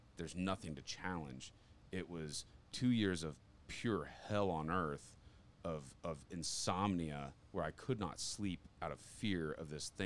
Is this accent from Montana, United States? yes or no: yes; Condon, Montana, United States; also born or lived in Japan; I grew up in Condon, Montana